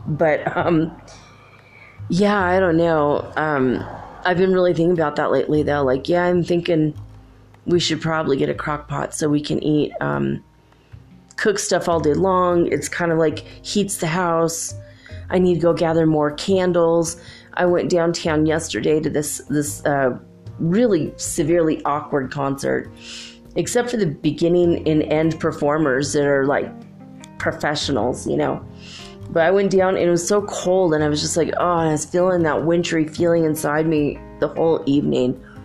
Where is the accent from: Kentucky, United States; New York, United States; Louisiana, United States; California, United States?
California, United States; moved away; also born or lived in Minnesota; I grew up in California